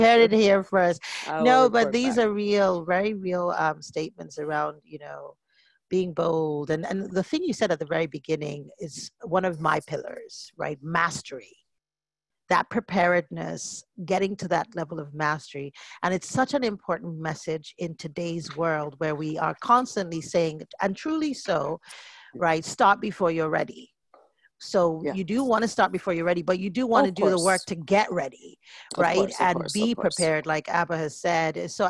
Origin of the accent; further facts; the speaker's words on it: Nigeria; even for me as a Nigerian, we are, you know, we are bolder